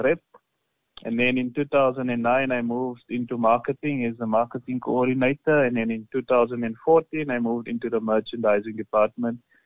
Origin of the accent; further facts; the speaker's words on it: South Africa; Being a South African